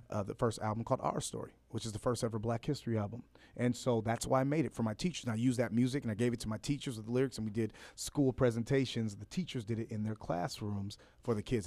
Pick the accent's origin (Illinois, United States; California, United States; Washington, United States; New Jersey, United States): California, United States; Los Angeles; also born or lived in Fresno; I grew up in, uh, Los Angeles, born in Fresno.